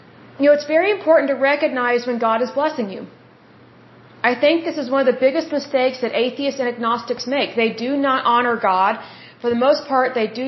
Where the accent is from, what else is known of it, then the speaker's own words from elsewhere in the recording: Oklahoma, United States; I'm from Oklahoma, and here in Oklahoma